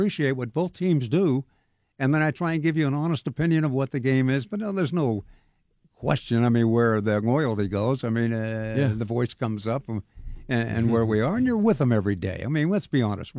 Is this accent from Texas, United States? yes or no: no; Sacramento, California, United States; moved away as an adult; now in Pittsburgh, United States; I grew up in Sacramento